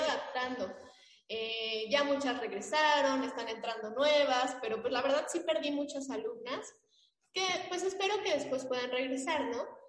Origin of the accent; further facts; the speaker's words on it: Mexico; saber quiénes somos como mexicanos